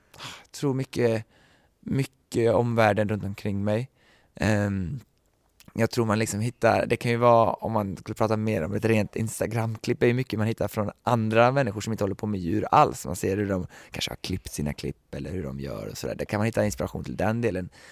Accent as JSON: {"language": "Swedish", "country": "Sweden", "moved": "as an adult", "said": "Jag har ju bara varit hemma i Sverige här i mindre än ett år nu"}